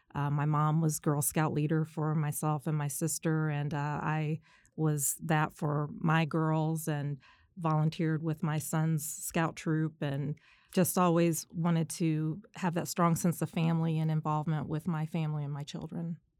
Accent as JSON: {"language": "English", "town": "Indianapolis", "region": "Indiana", "country": "United States", "tie": "born or raised there", "also_born_or_lived": "South Bend, Indiana", "said": "I am a homegrown Hoosier. I am originally from South Bend, Indiana."}